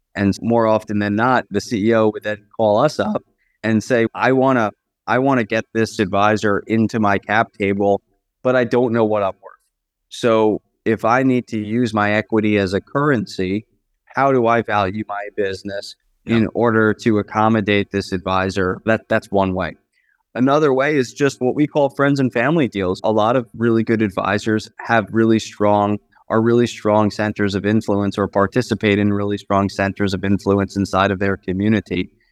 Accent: Long Island, New York, United States; I'm from New York, born and raised and schooled.

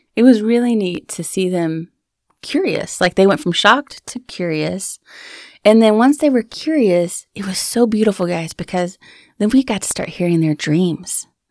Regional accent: Texas, United States; moved away as an adult; now in Alaska, United States; I'm a Texan. My family's in Texas

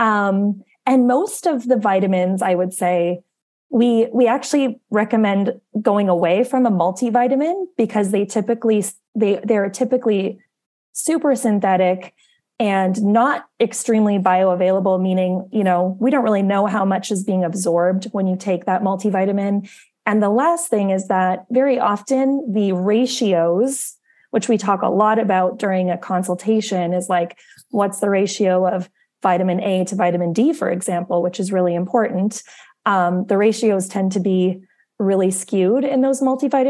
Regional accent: Winnipeg, Manitoba, Canada; also born or lived in Arizona; I'm originally from Winnipeg.

